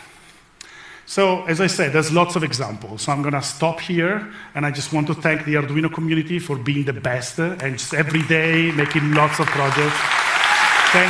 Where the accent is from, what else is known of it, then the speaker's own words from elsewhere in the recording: Italy; I come from Italy